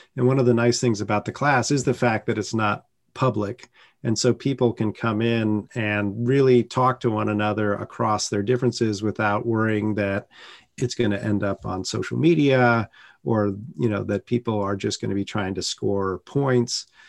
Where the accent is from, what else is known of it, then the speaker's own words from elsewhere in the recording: San Francisco Bay Area, California, United States; moved away as an adult; now in North Carolina, United States; I grew up in the San Francisco Bay Area in a blue bubble